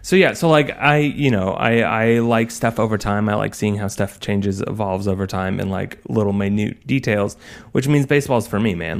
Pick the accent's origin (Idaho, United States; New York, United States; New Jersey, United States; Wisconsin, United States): Idaho, United States; just outside of Boise; We grew up just outside of Boise, Idaho.